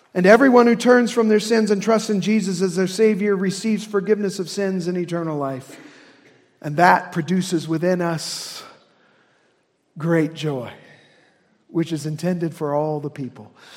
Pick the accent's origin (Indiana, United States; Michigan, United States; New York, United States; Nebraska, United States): Indiana, United States; accent: Hoosier; My Hoosier accent